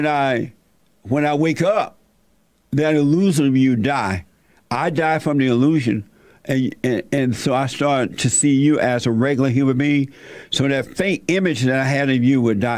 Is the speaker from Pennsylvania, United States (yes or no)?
no; Alabama, United States; I was born in Alabama, raised on a plantation